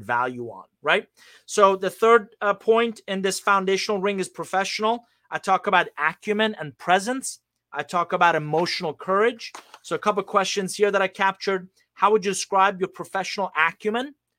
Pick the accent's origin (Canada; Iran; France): Iran; moved away; I'm originally from Iran